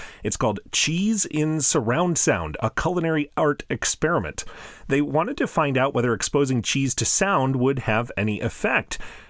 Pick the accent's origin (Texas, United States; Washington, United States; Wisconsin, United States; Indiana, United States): Wisconsin, United States; in my home state of Wisconsin, America's Dairyland